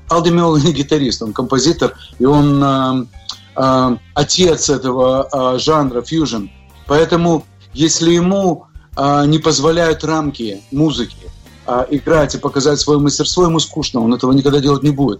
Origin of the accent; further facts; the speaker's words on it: Odesa, Odesa Oblast, Ukraine; also born or lived in Moscow, Russia / New York, United States; now in Miami, United States; я родился в Одессе, на Украине